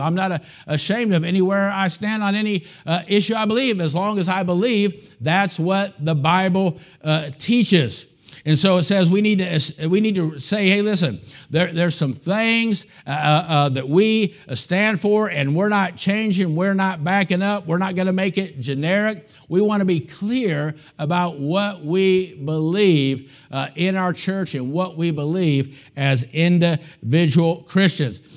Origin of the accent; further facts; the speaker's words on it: United States; as an American